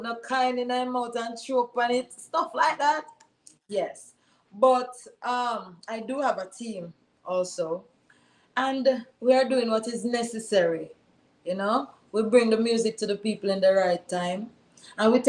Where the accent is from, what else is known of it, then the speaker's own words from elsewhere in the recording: Jamaica; I'm a Jamaican. And here I am thinking about the struggles of my people here in Jamaica.